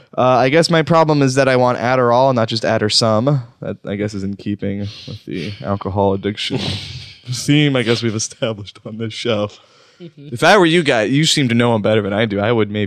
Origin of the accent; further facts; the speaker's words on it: Wisconsin, United States; I'm from Wisconsin